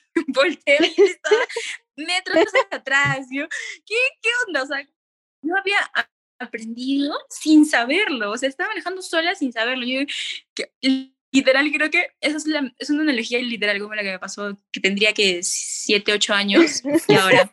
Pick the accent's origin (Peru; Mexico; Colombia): Peru; Cusco; moved away; also born or lived in Lima; yo, yo, yo vivía en Cusco, yo nací aquí en Cusco